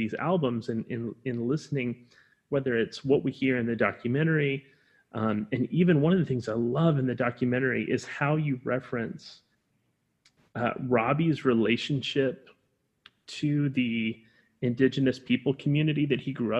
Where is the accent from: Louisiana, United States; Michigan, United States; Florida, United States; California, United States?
Florida, United States; we are both from Florida. We are from the American South.